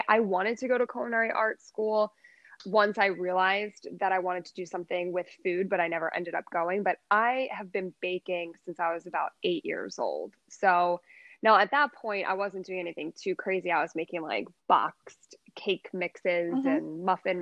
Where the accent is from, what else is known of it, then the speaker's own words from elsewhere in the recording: Holland, Pennsylvania, United States; also born or lived in Chicago, Illinois / Newtown, Pennsylvania; I grew up in Holland actually and went to Castle Rock